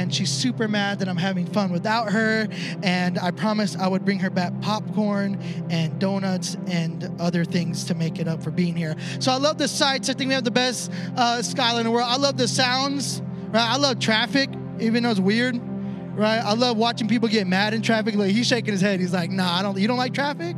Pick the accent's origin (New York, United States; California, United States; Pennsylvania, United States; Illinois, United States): Illinois, United States; Chicago; moved away; I'm from Chicago. I'm right. It was actually, I lived all up and down Addison